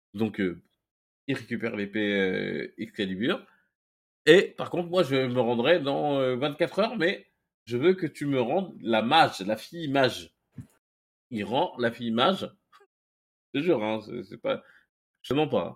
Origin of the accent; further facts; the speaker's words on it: Mali; moi, je suis malien.